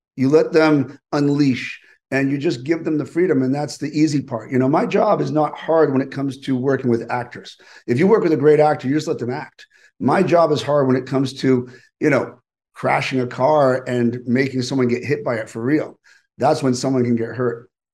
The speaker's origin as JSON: {"language": "English", "region": "East Coast", "country": "United States", "tie": "born or raised there", "said": "growing up on the East Coast"}